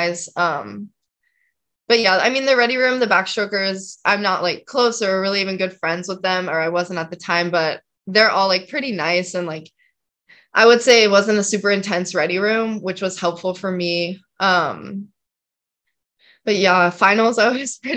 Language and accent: English; just outside of Salt Lake City, Utah, United States; I grew up like just outside of Salt Lake, like 20-ish minutes outside